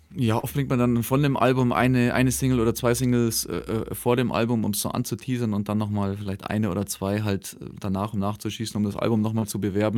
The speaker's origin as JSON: {"language": "German", "town": "Rott", "region": "Bavaria", "country": "Germany", "tie": "born or raised there", "said": "Ich komme aus Rott."}